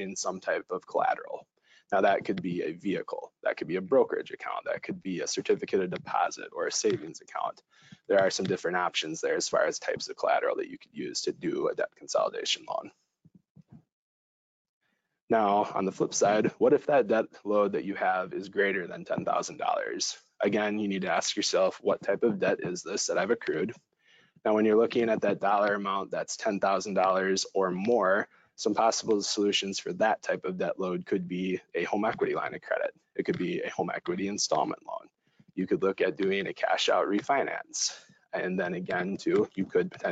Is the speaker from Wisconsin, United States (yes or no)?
yes; Madison, Wisconsin, United States; moved away; I am originally from Madison, Wisconsin